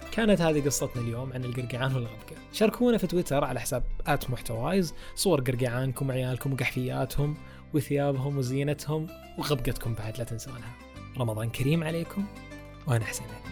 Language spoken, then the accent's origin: Arabic; Eastern Province, Saudi Arabia; هذه حقتنا عندنا في الشرقية